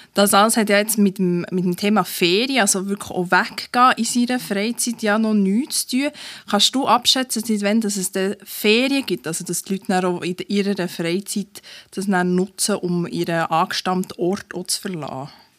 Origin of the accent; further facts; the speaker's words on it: Bernese Oberland, Switzerland; now in Bern, Switzerland; Ich bin ja eine Zuzügliche. Ich bin im Berner Oberland aufgewachsen.